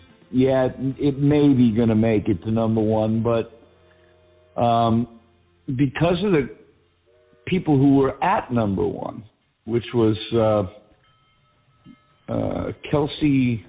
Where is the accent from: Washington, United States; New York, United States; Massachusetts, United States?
Massachusetts, United States; accent: Massachusetts; with my Massachusetts accent